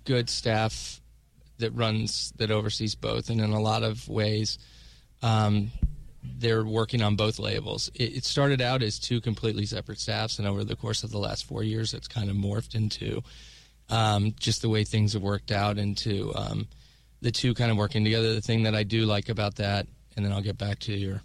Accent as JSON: {"language": "English", "town": "Dallas", "region": "Texas", "country": "United States", "tie": "born or raised there", "also_born_or_lived": "Los Angeles", "moved": "as an adult", "lives_now": "New York, United States", "said": "Dallas is my hometown, I moved away from there now 20 years ago."}